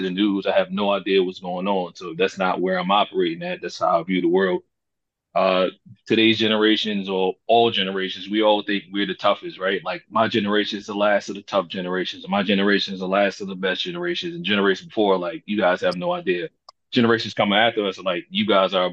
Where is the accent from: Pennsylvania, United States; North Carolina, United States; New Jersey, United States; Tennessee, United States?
North Carolina, United States; Wilmington; now in White Plains, United States; I'm originally from North Carolina, Wilmington, to be exact, Port City. Currently residing in White Plains, Maryland